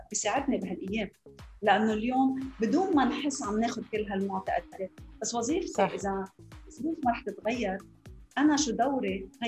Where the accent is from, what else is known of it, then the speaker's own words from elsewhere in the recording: Lebanon; moved away as an adult; now in Dubai, United Arab Emirates; أنا لبنانية آه، خلقت بلبنان بوقت الحرب